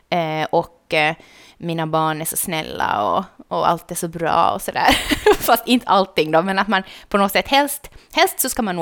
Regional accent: Southern Finland, Finland; Nej, men jag är från södra Finland

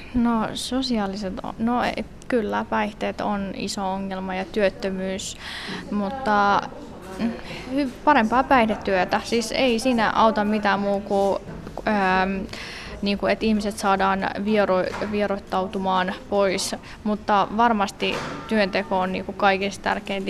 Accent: Vantaa, Uusimaa, Finland; mä oon kasvanut koko ikäni Länsimäessä

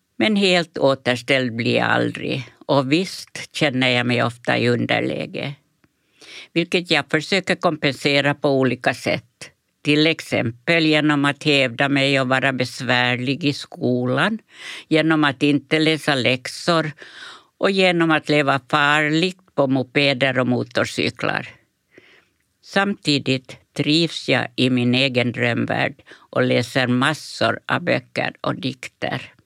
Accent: Pargas, Southwest Finland, Finland; also born or lived in Färgelanda, Sweden; det kalkdamm vi har hemma i Pargas.

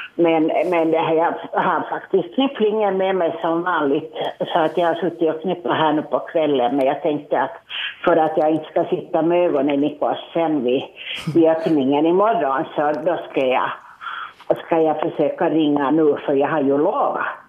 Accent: Espoo, Uusimaa, Finland; Jag är ju hem från Esbo

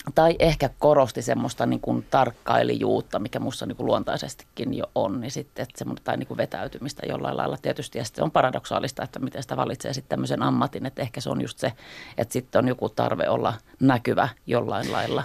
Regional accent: Helsinki, Uusimaa, Finland; Mä oon ihan Helsingistä kotoisin.

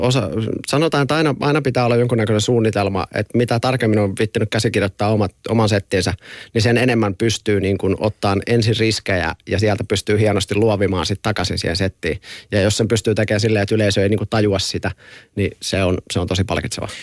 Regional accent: near Forssa, Kanta-Häme, Finland; mä oon Forssa vierestä kotoisin

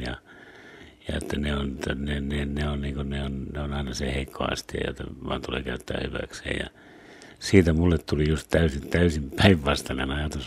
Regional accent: Savonia, Finland; born or raised there; also born or lived in Lapua, Finland / United States

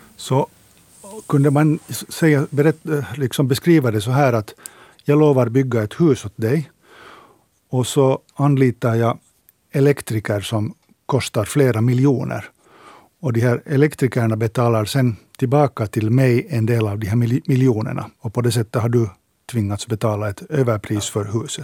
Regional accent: Finland

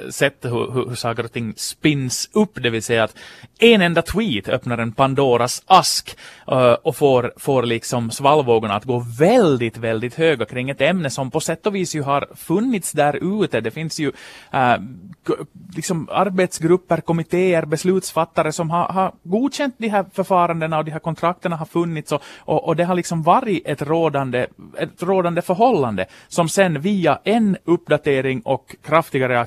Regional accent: Ostrobothnia, Finland; Det har jag haft som österbottning.

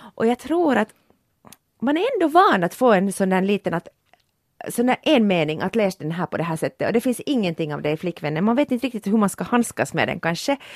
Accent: Porvoo, Uusimaa, Finland; jag kommer från Borgå.

